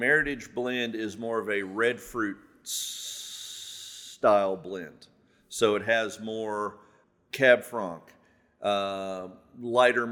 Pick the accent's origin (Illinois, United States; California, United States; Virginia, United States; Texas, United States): Virginia, United States; Southern; I grew up here. I lived in Southern Virginia my whole life